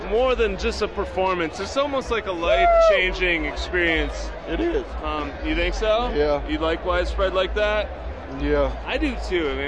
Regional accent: Tipton County, United States; I am from Tipton County.

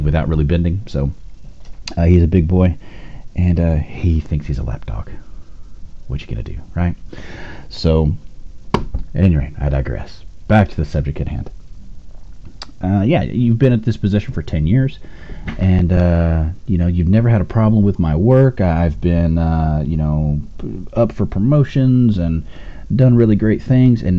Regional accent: Austin, Texas, United States; I'm from Austin, Texas

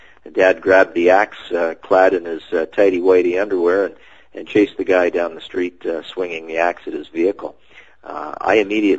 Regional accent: Sarnia, Ontario, Canada; moved away; He's back in my hometown of Sarnia, Ontario

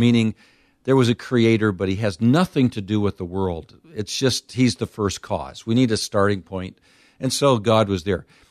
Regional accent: United States; as an American

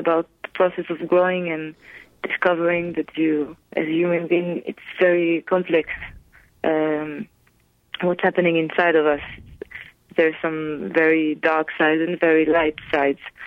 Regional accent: Israel; English is a second language; moved away as an adult; now in Paris, France; I moved from Israel to Paris

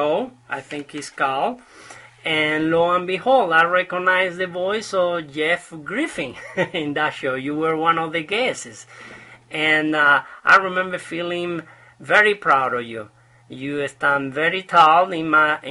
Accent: Canary Islands, Spain; now in Utah, United States; I am a Spaniard from Canary Islands. However, I'm living here in Utah

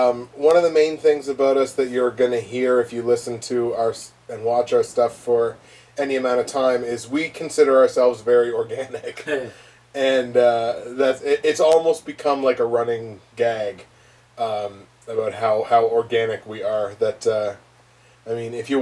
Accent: Canada; We're Canadian

